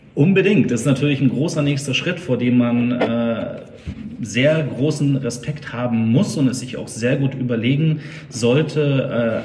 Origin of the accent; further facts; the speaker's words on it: Munich, Bavaria, Germany; geboren in München, aufgewachsen bei München